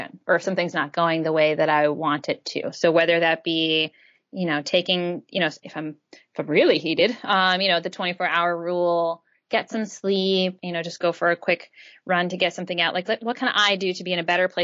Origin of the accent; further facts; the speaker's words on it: an island off the coast of Maine, United States; I grew up in Maine on an island off the coast of Maine